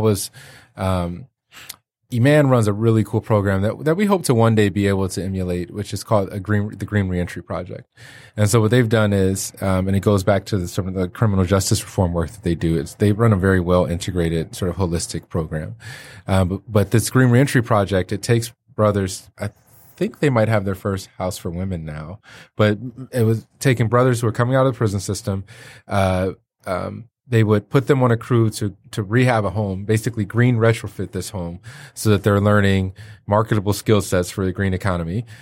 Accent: Detroit, Michigan, United States; moved away; also born or lived in Chicago; I'm from Detroit

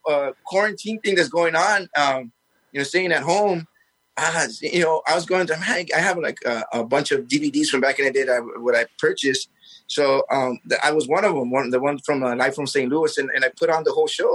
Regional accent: Mazatlán, Sinaloa, Mexico; we're from Mazatlán

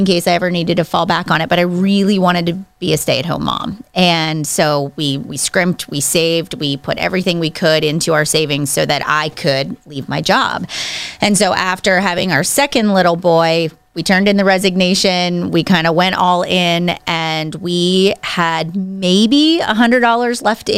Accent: Pittsburgh, Pennsylvania, United States; now in Cranberry, United States; I grew up in Pittsburgh, actually about east of Pittsburgh. So I went to Penn Trafford High School is this area that I'm from

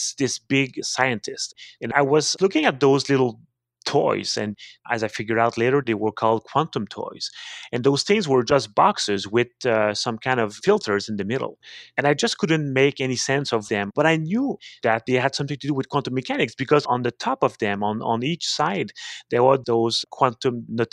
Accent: Montreal, Quebec, Canada; accent: French Canadian; English is a second language; also born or lived in Cambridge, Massachusetts, United States; now in Quebec City, Canada; I'm a French Canadian. I grew up in Montreal

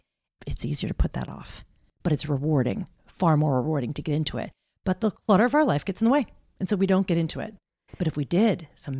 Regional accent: Roseland, New Jersey, United States; I grew up in New Jersey, a little town called Roseland.

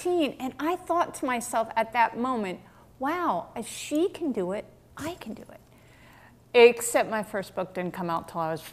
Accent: West Orange, New Jersey, United States; growing up in Jersey, I was very much a bookish girl

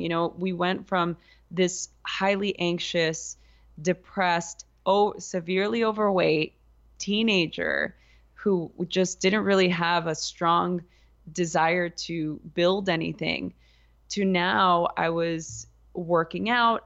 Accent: Los Angeles, California, United States; I grew up in East Los Angeles during the L A riots

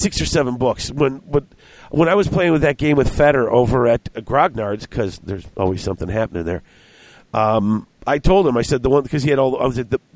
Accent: United States; I'm an American

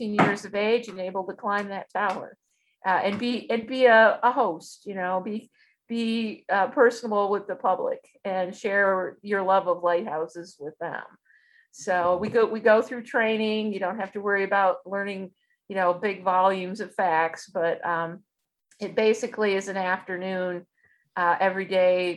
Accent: Michigan, United States; those of us that grew up in Michigan

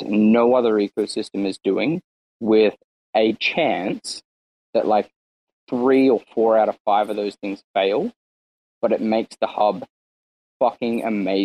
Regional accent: Australia; as an Australian

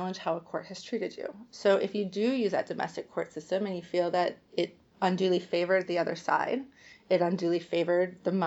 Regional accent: United States; I say this as an American

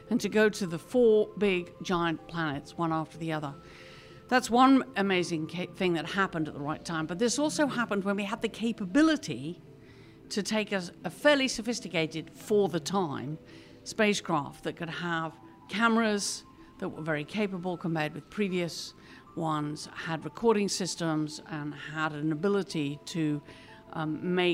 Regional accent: England, United Kingdom; now in United States; maybe I'm more aware of this being a Brit coming. I've lived here now more years in America than I lived in England, but you know, I'm, it sort of makes you more aware of cultural background.

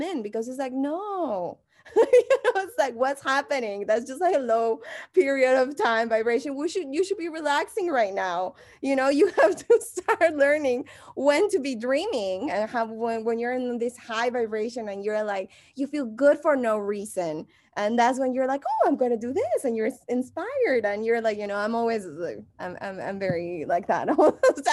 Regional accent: Mexico; English is a second language; moved away as an adult; now in Los Angeles, United States; if you haven't noticed my accent, I'm from Mexico

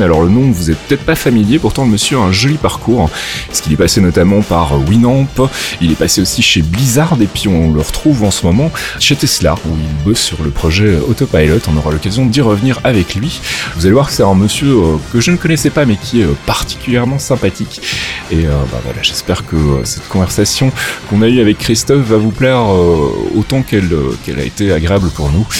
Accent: Rixensart, Wallonia, Belgium; une école communale de, de petit village où j'habitais qui s'appelait Rexensart

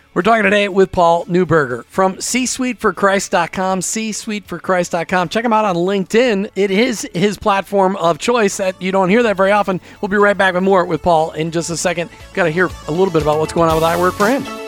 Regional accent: Minnesota, United States; I grew up in Minnesota

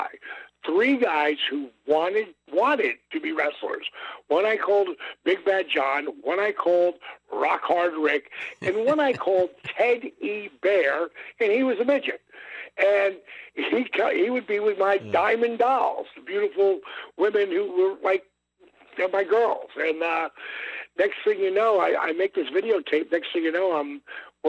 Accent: Jersey Shore, New Jersey, United States; I grew up on the Jersey Shore

